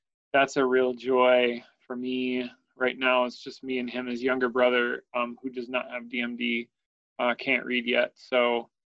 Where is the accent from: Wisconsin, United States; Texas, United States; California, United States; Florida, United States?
Wisconsin, United States; Oshkosh; also born or lived in Oregon; Wisconsin. Oshkosh, Wisconsin.